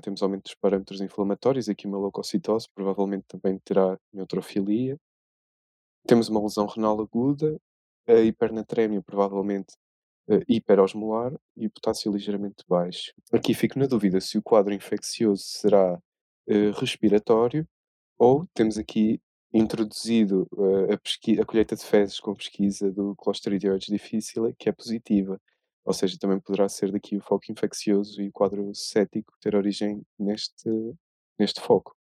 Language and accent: Portuguese; Coimbra, Portugal; tenho 26 anos, sou de Coimbra